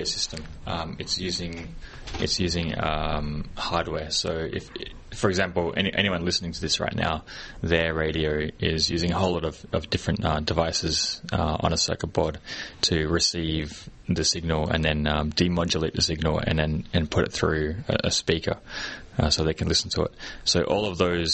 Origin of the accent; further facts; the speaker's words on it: Australia; now in Hong Kong; I live in Hong Kong, and I'm from Australia